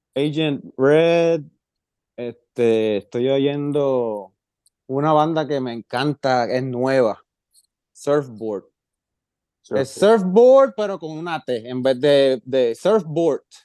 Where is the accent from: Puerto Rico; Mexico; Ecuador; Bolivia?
Puerto Rico; moved away; also born or lived in Jacksonville, Florida; yo fui de Puerto Rico a Jacksonville, Florida